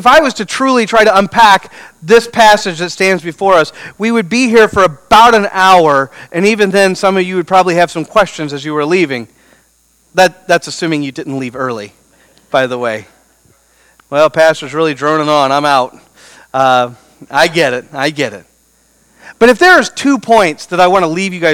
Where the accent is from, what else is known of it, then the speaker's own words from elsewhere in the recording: Beaufort, Missouri, United States; I grew up in Beaufort, Missouri, population 200